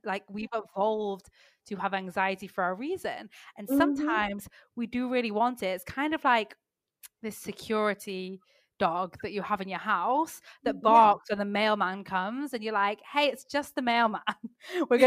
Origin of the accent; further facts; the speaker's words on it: Manchester, North West England, United Kingdom; also born or lived in south of France; now in France; I'm actually living in south of France right now, which is not where my accent is from. but I'm from the UK. I'm from Manchester in England.